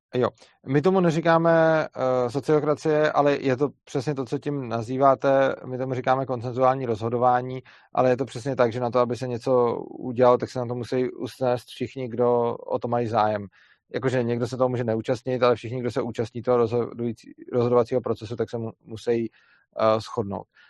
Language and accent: Czech; Bohemia, Czechia; u nás v Čechách